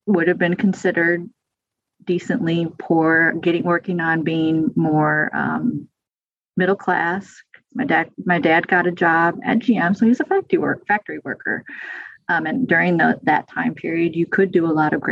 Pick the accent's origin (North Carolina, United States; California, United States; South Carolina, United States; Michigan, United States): Michigan, United States; Flint; moved away as an adult; also born or lived in East Lansing, Michigan; now in Brazos Valley, Texas, United States; I'm 52, so I grew up born in the 70s, grew up there in the 70s.